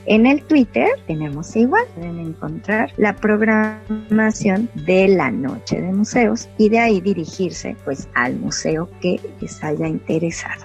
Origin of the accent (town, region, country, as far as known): Mexico